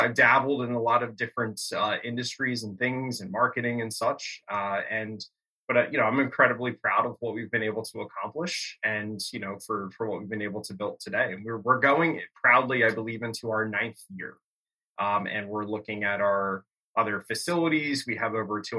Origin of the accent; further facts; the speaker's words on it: Bucks County, Pennsylvania, United States; growing up in Bucks County, PA